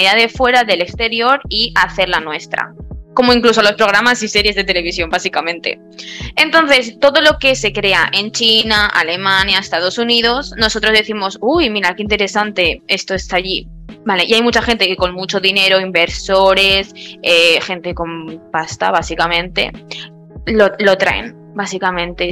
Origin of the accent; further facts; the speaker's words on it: Spain; yo soy española, yo vivo en España